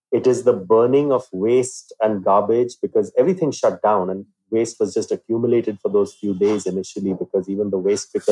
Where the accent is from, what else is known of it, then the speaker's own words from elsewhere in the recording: India; You know, I have to go out as an Indian.